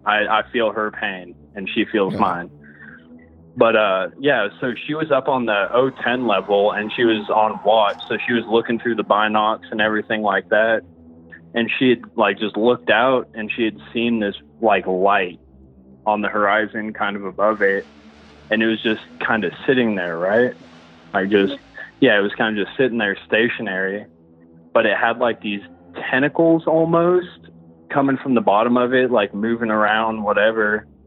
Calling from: Denver, Colorado, United States; I'm … from Denver.

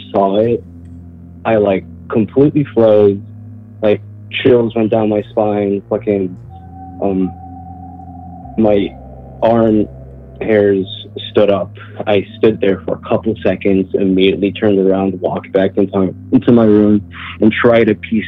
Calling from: Charlotte, North Carolina, United States; I'm calling from Charlotte, North Carolina.

